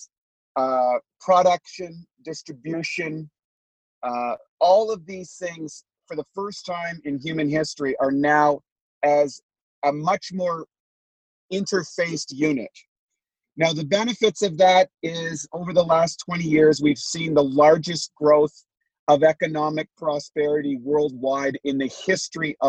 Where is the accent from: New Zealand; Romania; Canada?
Canada; now in United States; I was born a Canadian, quote unquote. So I lived in the imaginary lines that we call Canada. And I've now been transplanted to the imaginary lines that we call the United States